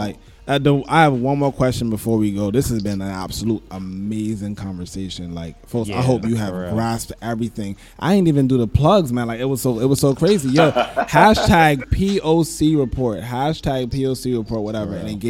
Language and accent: English; New York, United States; I'm from New York or whatever, but living in New York, I didn't know much about HBCUs, so I didn't go to one